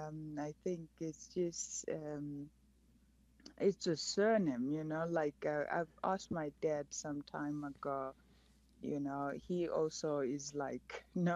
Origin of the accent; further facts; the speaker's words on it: Hwange, Matabeleland North, Zimbabwe; My family were like nomads. So they traveled most parts of Zimbabwe, outside of Zimbabwe.